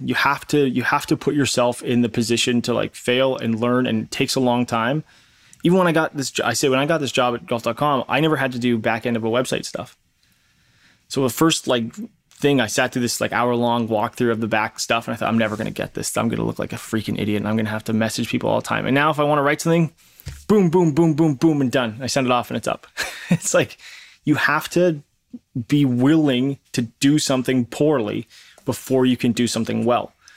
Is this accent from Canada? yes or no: yes; Canada; I'm Canadian